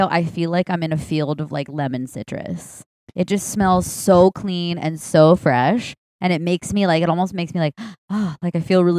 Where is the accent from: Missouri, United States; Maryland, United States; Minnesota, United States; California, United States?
California, United States; Calabasas; I grew up in Calabasas.